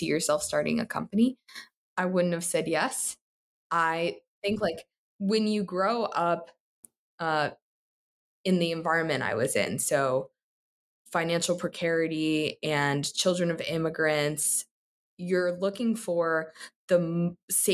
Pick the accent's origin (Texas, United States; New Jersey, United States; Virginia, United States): New Jersey, United States; Newark; moved away as an adult; also born or lived in Elizabeth, New Jersey; now in Columbus, United States; Originally from New Jersey, grew up in Newark, went to high school in Elizabeth